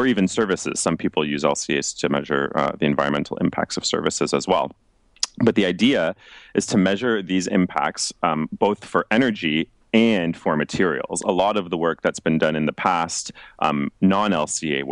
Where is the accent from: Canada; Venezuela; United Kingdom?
Canada; Toronto, Ontario; moved away as an adult; now in Finland; I'm originally from Toronto, Canada